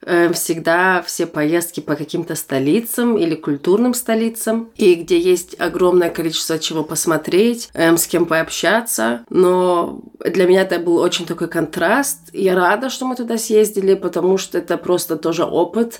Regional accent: Germany; Russian is a second language; also born or lived in Almaty, Kazakhstan; я выросла в Германии

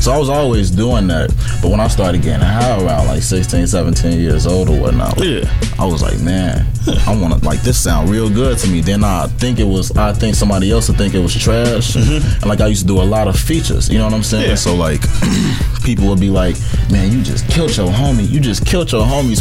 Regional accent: Chicago, Illinois, United States; I'm from Chicago, south side of Chicago

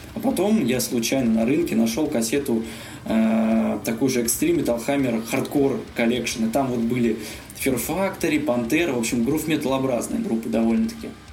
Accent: Uryupinsk, Volgograd Oblast, Russia; moved away; Я родился в Волгоградской области, в городе Урюпинске. Мы там с моим приятелем, значит, когда учились в школе

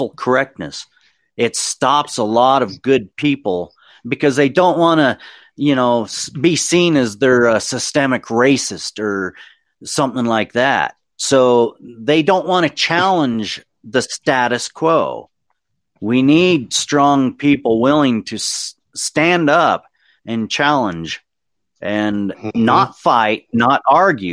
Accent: United States; I am an American

